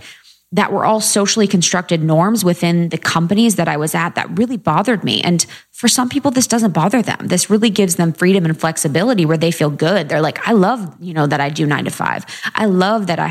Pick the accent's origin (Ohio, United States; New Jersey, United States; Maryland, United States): Ohio, United States; moved away as an adult; also born or lived in Chicago / New York; I grew up in a small town in Ohio